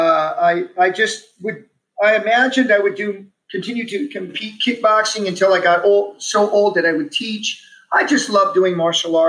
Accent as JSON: {"language": "English", "town": "Omaha", "region": "Nebraska", "country": "United States", "tie": "born or raised there", "also_born_or_lived": "Texas–Mexico border", "said": "we were raised in the Omaha Home for Boys"}